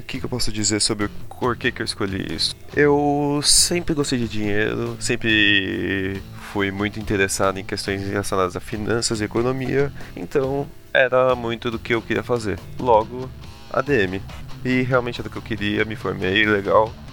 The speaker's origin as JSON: {"language": "Portuguese", "region": "São Paulo", "country": "Brazil", "said": "com 25 anos, ah. de São ah! Paulo"}